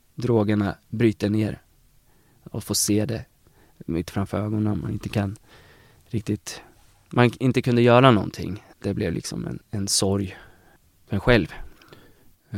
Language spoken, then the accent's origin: Swedish; Eskilstuna, Södermanland, Sweden; moved away as an adult; now in Uppsala, Sweden; jag är från Eskilstuna